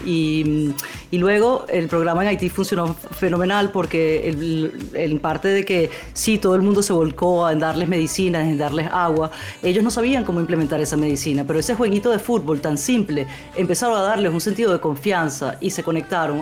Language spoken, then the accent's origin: Spanish; Venezuelan Amazonas, Venezuela; moved away; yo crecí en el Amazonas venezolano